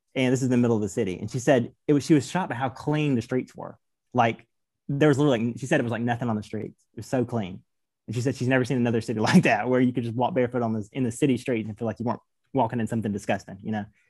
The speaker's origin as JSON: {"language": "English", "region": "Georgia", "country": "United States", "also_born_or_lived": "Knoxville", "moved": "yes", "said": "I'm from Georgia. I don't, I'm not really used to bitter colds or bitter winters"}